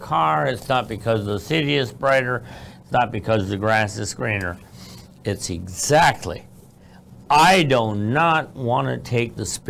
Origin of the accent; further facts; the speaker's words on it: Iowa, United States; I was born and raised in Iowa. After they went back to from Florida to Iowa, they had me. And that's where I was born.